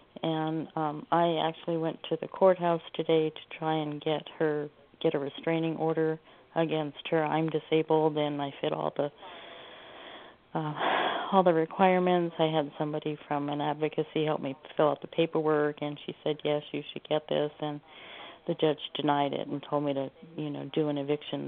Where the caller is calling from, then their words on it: Oregon, United States; I'm calling from Oregon.